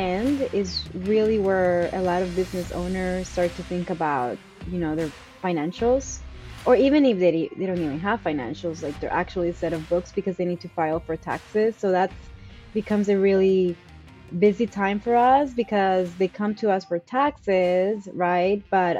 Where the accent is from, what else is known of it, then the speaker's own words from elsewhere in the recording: East Coast, United States; And I come from the East Coast in the South.